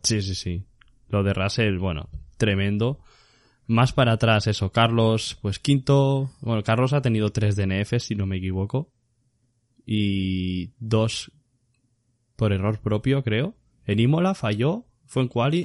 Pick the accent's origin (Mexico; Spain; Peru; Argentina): Spain; así somos los españoles